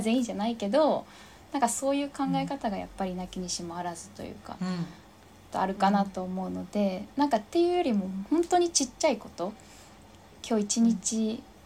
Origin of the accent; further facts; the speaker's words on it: Japan; 生まれ育った自分のふるさと日本